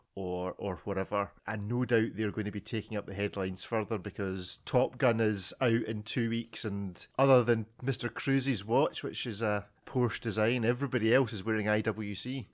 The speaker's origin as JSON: {"language": "English", "region": "Scotland", "country": "United Kingdom", "said": "I'm Scottish"}